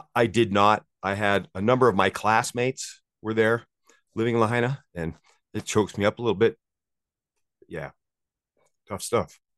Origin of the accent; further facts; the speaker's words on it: Maui, Hawaii, United States; moved away as an adult; now in South Lake Tahoe, United States; I grew up on Maui and I moved as a surf bum and I moved here to be a ski bum when I was 22 years 22 years old.